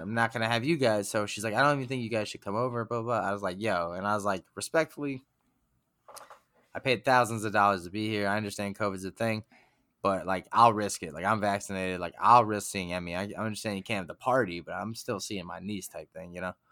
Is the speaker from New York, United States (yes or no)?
yes; Huntington, New York, United States; Huntington, my hometown.